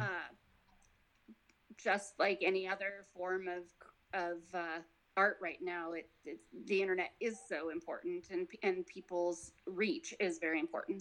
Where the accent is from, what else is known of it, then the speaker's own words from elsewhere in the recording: Nevada, United States; moved away as an adult; now in Georgia, United States; I'm from Nevada